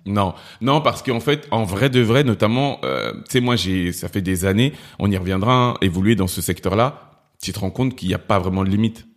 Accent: Cameroon; now in France; du Cameroun

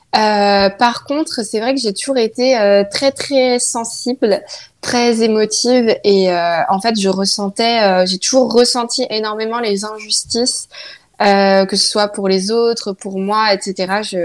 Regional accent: countryside near Nantes, Pays de la Loire, France; also born or lived in Saint-Nazaire; je suis née à Nantes. Après, mes parents habitent dans la campagne, euh, pas très loin de Nantes, on va dire. Et puis, euh, du coup, moi, j'ai pas grandi à Nantes.

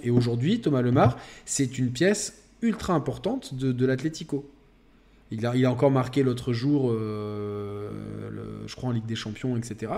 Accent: France; nous déjà en tant que Français

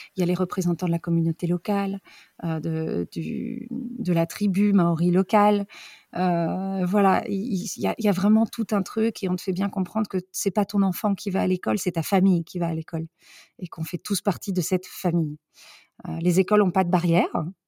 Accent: France; moved away as an adult; also born or lived in New Zealand / Brittany; now in Neuchâtel, Switzerland; On est originaire de France, les enfants sont nés en Bretagne, on a trois petits Rennais.

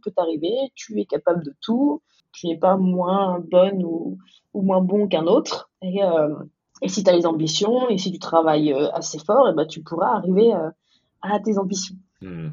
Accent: Dijon, Bourgogne-Franche-Comté, France; moved away as an adult; also born or lived in New York; je viens de Dijon

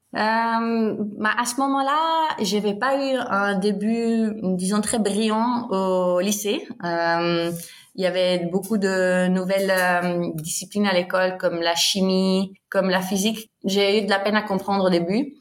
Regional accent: Ticino, Switzerland; first language Bosnian, Italian; French is a second language; also born or lived in Lausanne; je viens du Tessin. C'est la plus grande partie où on parle italien. Et après, il y a une petite partie dans les Grisons aussi où, où les gens parlent l'italien. Et donc, euh, j'ai grandi ici

